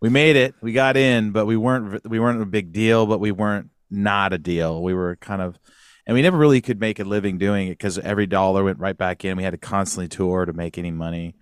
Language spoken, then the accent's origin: English; Sacramento, California, United States; also born or lived in San Luis Obispo; I grew up in Northern California, Sacramento area.